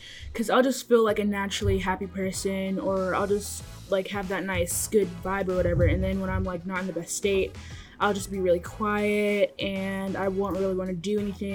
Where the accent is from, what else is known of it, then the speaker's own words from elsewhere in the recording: Lancaster, California, United States; now in Atlanta, United States; I am 14 years old. My pronouns are she, her. I'm in Atlanta, Georgia, but I'm from Lancaster, California.